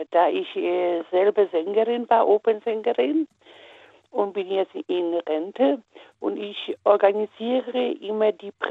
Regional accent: Upper Silesia, Poland; Äh, ich komme aus Oberschlesien, also heutiger Polen.

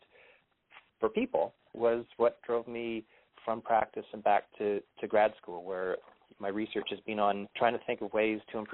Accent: Toronto, Ontario, Canada; moved away as an adult; also born or lived in British Columbia; I'm originally from Toronto.

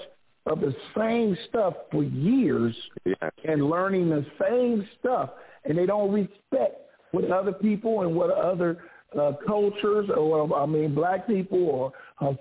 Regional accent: Oakland, California, United States; moved away as an adult; now in Las Vegas, United States; That's my hometown

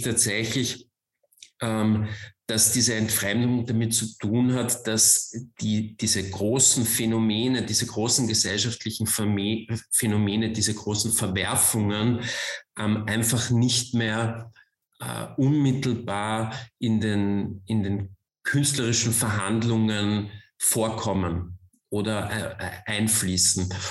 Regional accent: Vienna, Austria; moved away; also born or lived in Germany; Ich komme aus Wien, ich bin gebürtiger Wiener.

